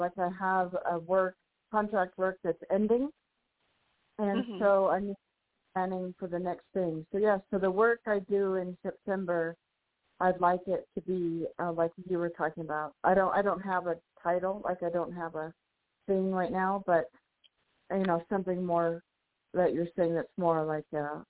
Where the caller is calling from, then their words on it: New Mexico, United States; calling from New Mexico.